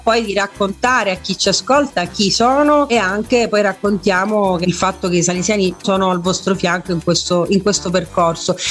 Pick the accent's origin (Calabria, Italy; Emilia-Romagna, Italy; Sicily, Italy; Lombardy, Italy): Sicily, Italy; Messina; sono messinese, sono una fundraiser